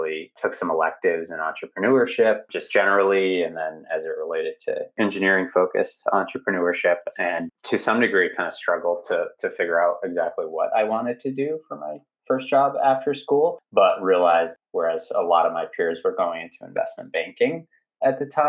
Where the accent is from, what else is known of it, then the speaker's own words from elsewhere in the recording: Boston, Massachusetts, United States; I'm from Boston, Massachusetts